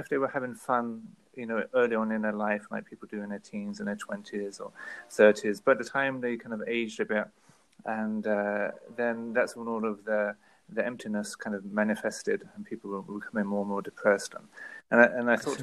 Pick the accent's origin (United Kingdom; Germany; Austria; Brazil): United Kingdom; London; moved away as an adult; also born or lived in Middle East; born and raised in North London, in England